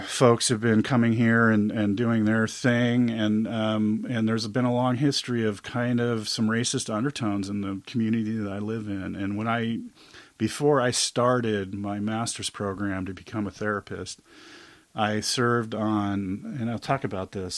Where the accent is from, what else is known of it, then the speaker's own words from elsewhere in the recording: Huntington Beach, California, United States; me being born and growing up in Huntington Beach.